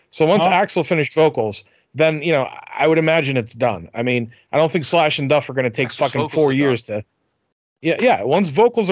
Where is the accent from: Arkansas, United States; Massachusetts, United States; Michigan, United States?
Massachusetts, United States; Boston; also born or lived in New Jersey; I was born in Jersey, raised in Boston.